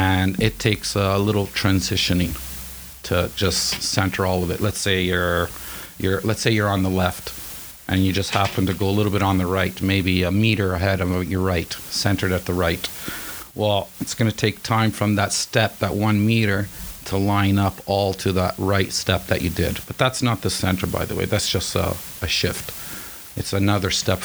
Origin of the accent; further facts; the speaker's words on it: Italy; moved away as an adult; now in Canada; I'm from Italy